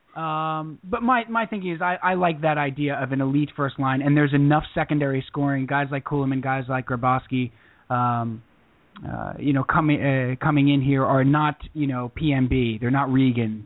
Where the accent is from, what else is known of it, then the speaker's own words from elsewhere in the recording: Long Island, New York, United States; growing up on Long Island